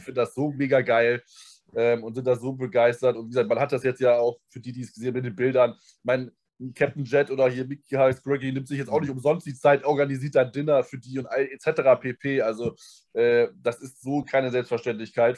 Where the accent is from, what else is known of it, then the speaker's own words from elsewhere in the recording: Germany; dass ich aus Deutschland komme